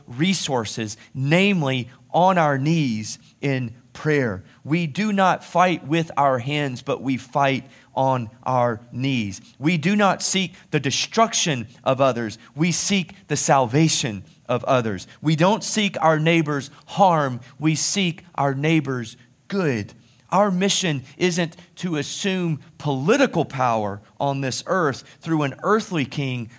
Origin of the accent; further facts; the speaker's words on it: United States; being an American